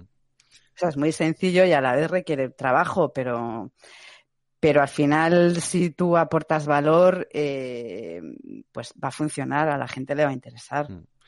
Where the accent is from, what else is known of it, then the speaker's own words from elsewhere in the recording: Madrid, Community of Madrid, Spain; soy de Madrid